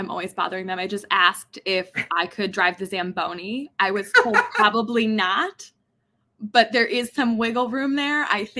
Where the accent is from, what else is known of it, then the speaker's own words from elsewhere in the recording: Chicago, Illinois, United States; I'm from Chicago